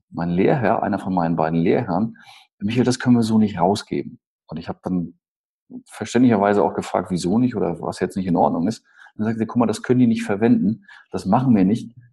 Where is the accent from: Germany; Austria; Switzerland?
Germany; Bad Malente-Gremsmühlen, Schleswig-Holstein; also born or lived in Eutin; Du wohnst ja in Wisch und ich bin geborener Eutiner. Bin dann aufgewachsen in Bad Malente, Gremsmühlen